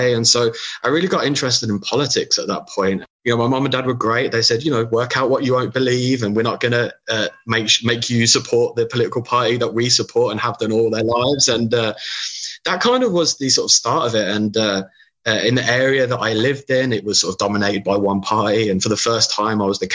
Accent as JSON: {"language": "English", "country": "United Kingdom", "tie": "born or raised there", "accent": "British", "moved": "yes", "said": "as you can tell from my accent, I'm British."}